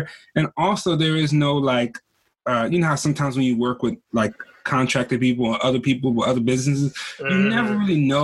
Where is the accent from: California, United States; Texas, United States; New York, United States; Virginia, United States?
Virginia, United States; moved away as an adult; now in Washington, United States; I'm from Virginia originally, so I moved to Washington for Tosh in 2007